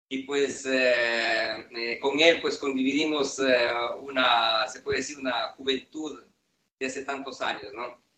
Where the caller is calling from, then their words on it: Turin, Piedmont, Italy; nosotros somos Stalin Steel de Band y efectivamente les saludamos desde Turín, Italia.